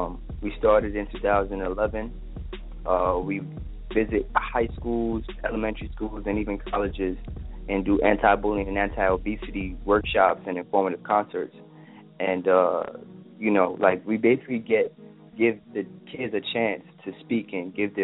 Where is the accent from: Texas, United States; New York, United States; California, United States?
New York, United States; New York City; I'm from East Flatbush, section of Brooklyn